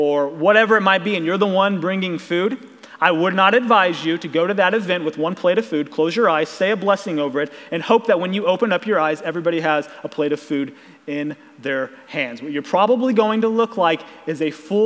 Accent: Ozark, Missouri, United States; I was born and raised in Ozark, and so there's kind of this Southwest Missouri Ozark bubble that I was raised

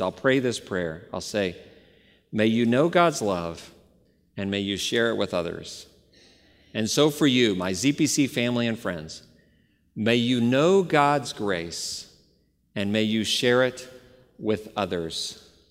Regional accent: Dallas, Texas, United States; moved away; I grew up in the Bible Belt about thirty years ago, Dallas, Texas, and I had a great home church

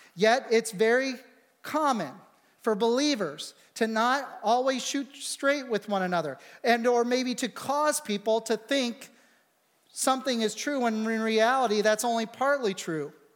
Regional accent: United States

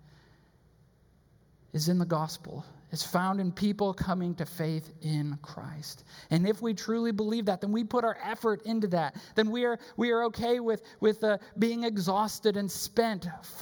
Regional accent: Wisconsin, United States; also born or lived in Chicago; now in Texas, United States; I grew up in Wisconsin.

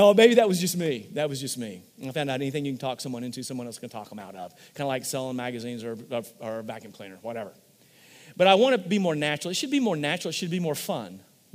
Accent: Missouri, United States; we're from Missouri

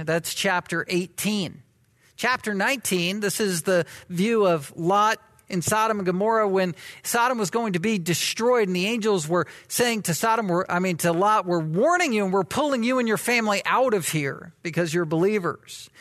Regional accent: the South, United States; moved away as an adult; I was from the South, am from the South

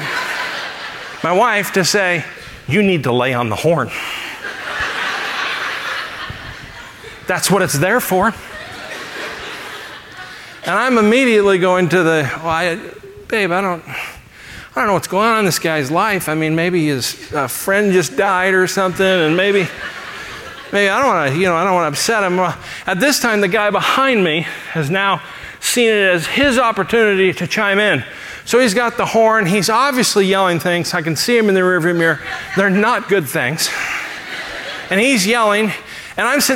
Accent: Los Angeles, California, United States; moved away; I grew up in Los Angeles

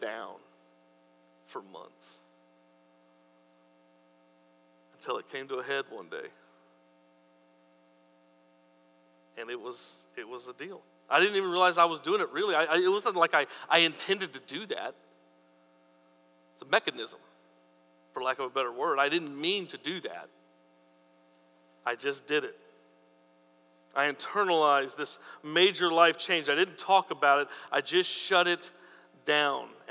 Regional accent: New Mexico, United States; I'm from New Mexico

